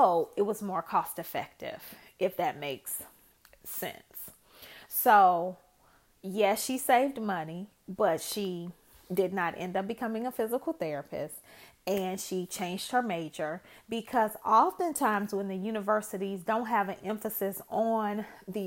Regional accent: Chicago, Illinois, United States; I am originally from Chicago

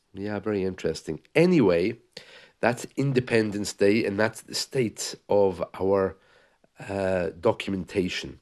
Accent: England, United Kingdom; also born or lived in Scotland; I was born in Scotland." uh, but lived in England for a while and grew up in England

